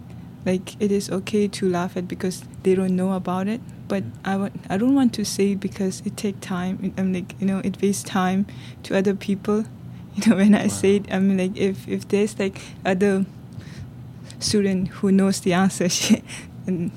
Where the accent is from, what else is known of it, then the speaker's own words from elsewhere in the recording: India; English is a second language; also born or lived in China; now in New York City, United States; I was born in China. I was raised in India